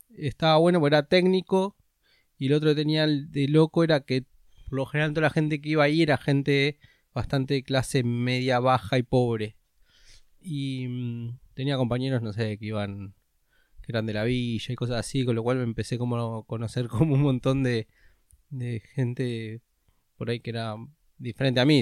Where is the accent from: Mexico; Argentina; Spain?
Argentina; Ciudad Jardín Lomas del Palomar, Buenos Aires Province; yo nací en Capital, pero de chiquito me fui a vivir a Edo. Cuando tenía 5 mis papás se divorciaron. Así que de ahí me fui a vivir a Ciudad Jardín con mi mamá